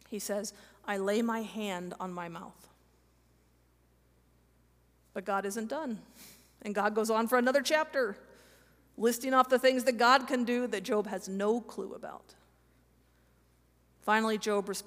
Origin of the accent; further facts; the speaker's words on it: Kansas, United States; I'm from Kansas